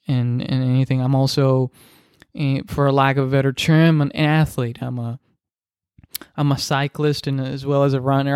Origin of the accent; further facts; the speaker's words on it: Dominican Republic; first language Spanish; English is a second language; I'm Dominican, so I speak Spanish. That's my first language. Uh, English is my second, obviously